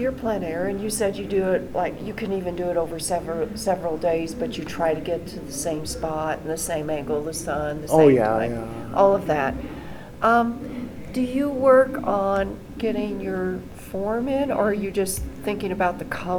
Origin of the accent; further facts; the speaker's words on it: Missouri, United States; moved away as an adult; also born or lived in California; I was born in California, but then my dad moved me to the Midwest, Missouri.